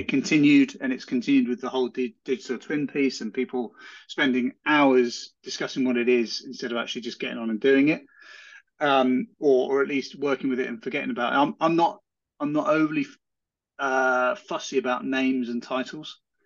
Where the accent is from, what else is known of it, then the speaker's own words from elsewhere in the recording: Hardwick, East of England, United Kingdom; I grew up around Cambridge